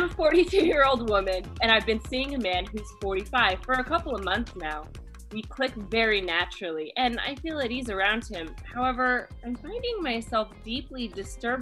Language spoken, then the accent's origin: English; Kansas, United States; I'm from Kansas